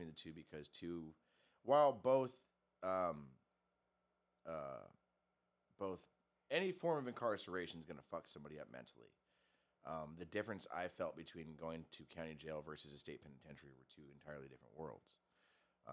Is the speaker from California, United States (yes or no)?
yes; Torrance, California, United States; I grew up over in Torrance